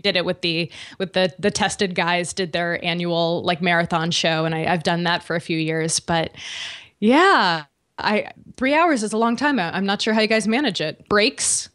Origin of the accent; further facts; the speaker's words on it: Connecticut, United States; moved away; I'm from Connecticut originally